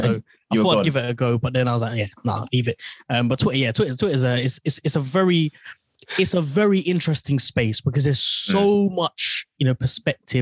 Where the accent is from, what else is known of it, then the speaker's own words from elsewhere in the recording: London, United Kingdom; I was brought up in Haringey